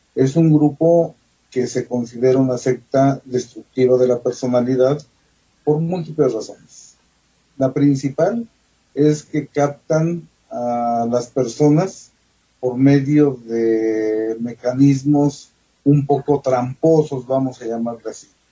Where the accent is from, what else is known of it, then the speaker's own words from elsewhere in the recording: the region around Huapalcalco, Hidalgo, Mexico; aquí en la región de donde yo soy originario